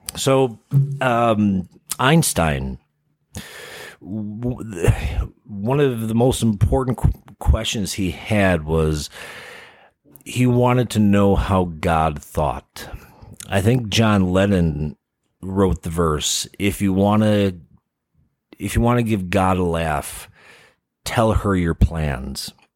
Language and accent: English; Chicago, Illinois, United States; moved away; growing up in the Midwest, um, from Chicago.